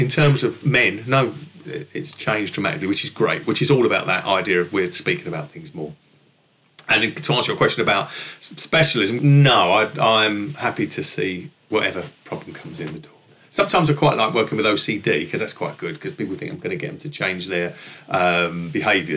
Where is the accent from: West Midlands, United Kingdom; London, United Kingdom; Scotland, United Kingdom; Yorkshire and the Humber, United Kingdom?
London, United Kingdom; accent: northeast London with a merge of Essex; also born or lived in Essex; My accent hails from sort of northeast London with a merge of Essex